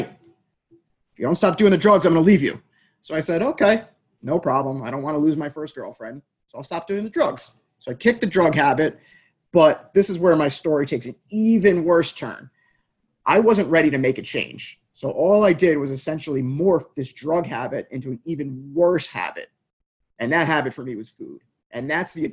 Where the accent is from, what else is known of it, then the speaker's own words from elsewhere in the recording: United States; Grew up 25 miles outside of New York City in essentially the perfect family upbringing